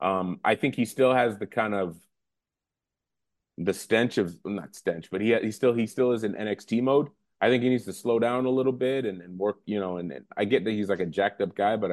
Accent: Massachusetts, United States; I'm from Massachusetts

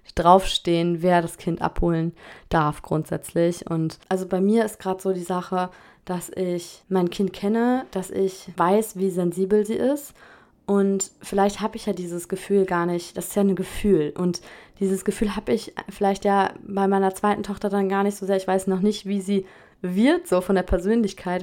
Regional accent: Germany; moved away as an adult; now in France; Ich bin Deutsche

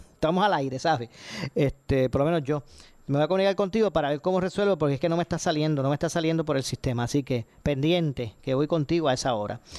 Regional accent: Puerto Rico; los que nos vemos perjudicados somos nosotros, los puertorriqueños.

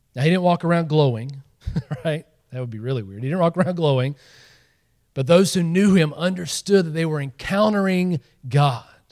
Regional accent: Georgia, United States; moved away; I grew up in Georgia

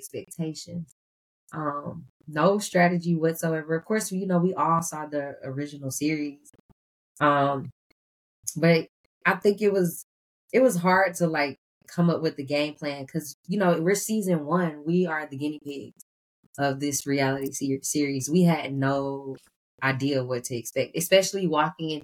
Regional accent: College Park, United States; I'm from College Park

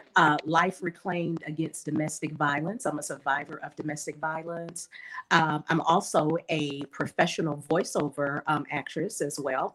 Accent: Arkansas, United States; now in Atlanta, United States; I'm originally from Arkansas. Um, I live in Atlanta, Georgia, and I have been living here okay. Um, for about a little bit, a little bit over seven years now

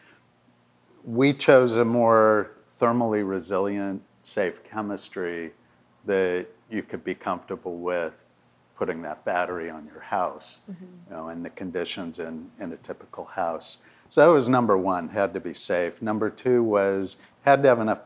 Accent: California, United States; moved away; I'm from California originally

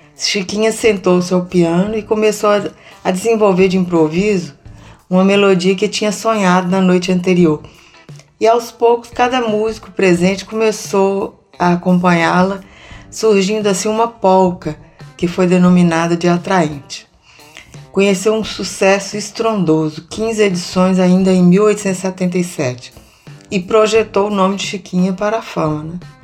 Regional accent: Montes Claros, Minas Gerais, Brazil; Em Montes Claros, minha cidade natal

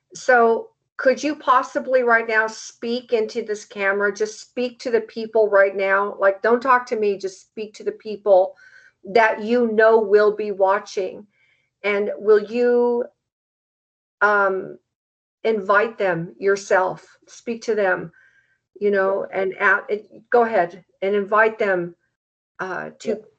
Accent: United States; as an American

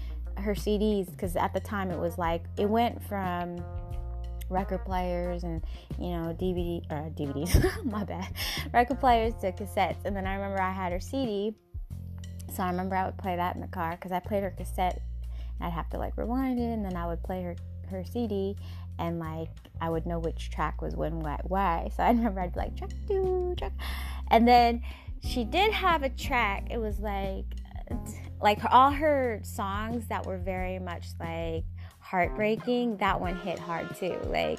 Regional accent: Seattle, Washington, United States; when I was growing up in Washington in Seattle, like, whenever people were going through heartbreaks, you could feel it, you know?

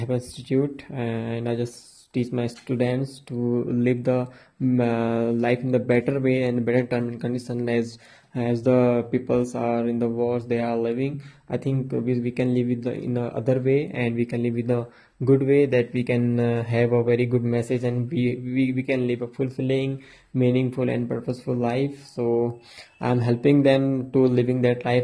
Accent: Uttarakhand, India; I am a motivational and inspirational speaker. I am from India, and uh, in in India, I am from Uttarakhand.

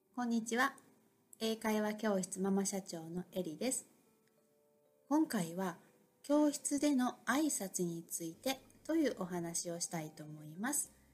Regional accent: Osaka, Japan; 私も日本で生まれて育ってもう根っからの大阪人でいるので

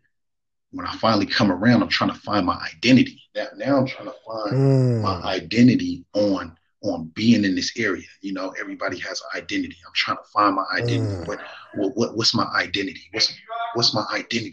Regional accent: Marin City, California, United States; also born or lived in Oakland, California; I was born in Oakland, California. You feel me? That's where my roots is at. But I moved from Oakland back in 94 to Marin City, and that's where I was raised

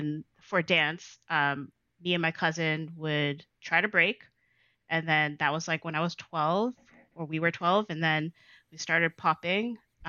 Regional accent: Toronto, Ontario, Canada; Yes, I am from Jane and Weston. So that's my hood.

